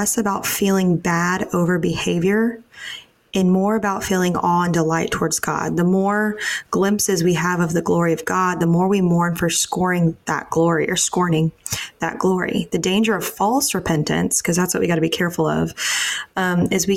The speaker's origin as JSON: {"language": "English", "region": "Texas", "country": "United States", "tie": "born or raised there", "said": "I grew up in Texas."}